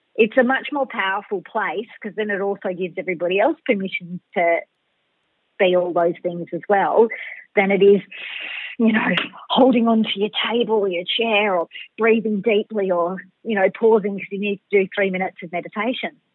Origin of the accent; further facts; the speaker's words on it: Melbourne, Victoria, Australia; I'm a Bayside chick, a Melbourne girl. So I was born in Melbourne City, but I've pretty much lived by the water the whole time.